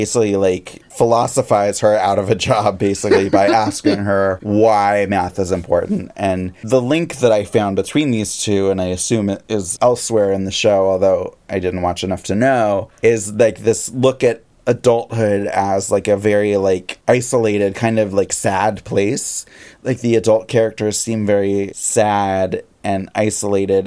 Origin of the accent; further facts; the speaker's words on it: Seattle, Washington, United States; I'm from Seattle.